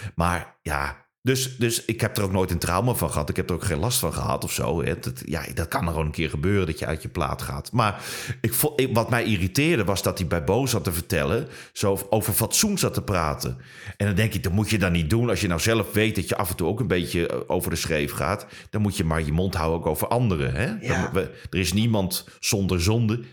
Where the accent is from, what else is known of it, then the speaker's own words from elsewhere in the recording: Netherlands; accent: Dutch; now in Germany; hier in Duitsland werkt en ze horen dat je in Nederland accent hebt